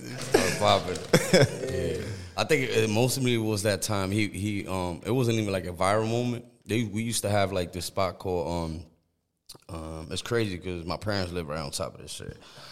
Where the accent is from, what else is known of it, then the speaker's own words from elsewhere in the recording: Perth Amboy, New Jersey, United States; Yeah, we from Amboy. I'm from Amboy myself.